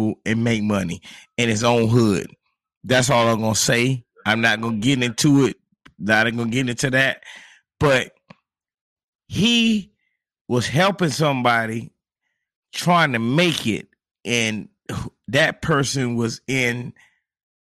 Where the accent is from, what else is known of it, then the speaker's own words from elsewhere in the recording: Monticello, Florida, United States; I got a homeboy that I grew up with in Monticello, Florida